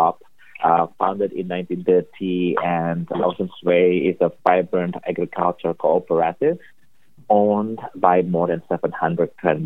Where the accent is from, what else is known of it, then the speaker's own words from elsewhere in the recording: Indonesia; moved away as an adult; also born or lived in Chicago, United States; now in Boston, United States; I'm originally from Indonesia, born and raised in Indonesia